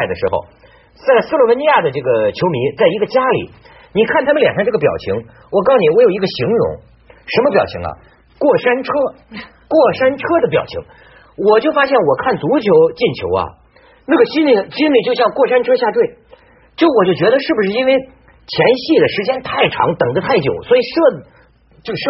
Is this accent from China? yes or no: yes; China; 我跟你讲，你想不到，我中国人讲啊，脚小的人命贵。